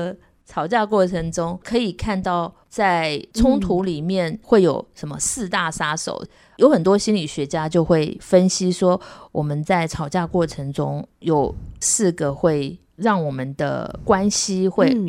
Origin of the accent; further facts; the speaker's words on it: New York, United States; 我从小在纽约